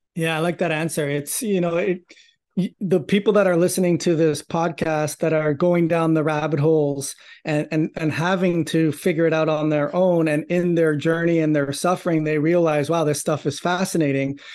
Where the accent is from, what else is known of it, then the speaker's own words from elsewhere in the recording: Toronto, Ontario, Canada; I grew up in Toronto, Canada